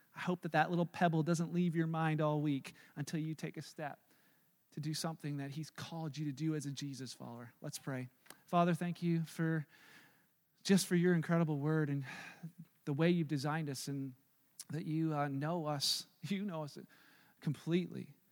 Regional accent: Canada; we're so great at being Canadian

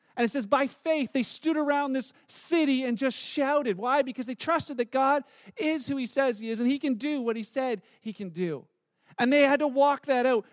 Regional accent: Canada; we're Canadian

